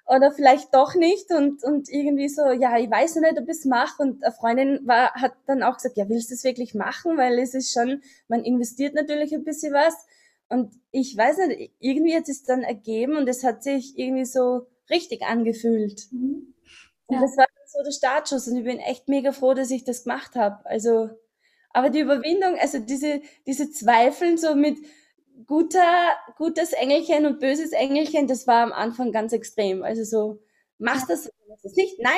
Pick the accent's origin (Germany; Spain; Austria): Austria; ich komme aus Österreich, das hört man wahrscheinlich. Und äh, ich habe bei dir das Coaching gemacht und ähm, ich bin jetzt 36 Jahre alt